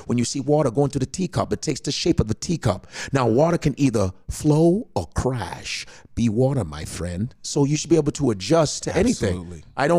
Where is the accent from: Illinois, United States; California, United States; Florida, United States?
Illinois, United States; Chicago; moved away as an adult; now in New York, United States; I'm from Chicago, blue collar family.